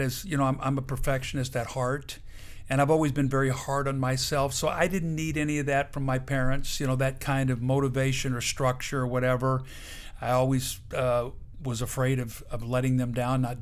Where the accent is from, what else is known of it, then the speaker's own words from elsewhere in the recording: Benton, Illinois, United States; I grew up in Benton, Illinois, a town of about 7,000 people